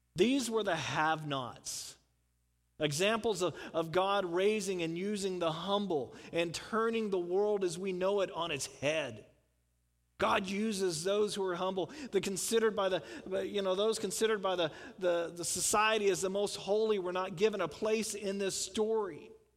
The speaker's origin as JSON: {"language": "English", "town": "Houston", "region": "Texas", "country": "United States", "tie": "born or raised there", "said": "I grew up in the South. I grew up outside of Houston"}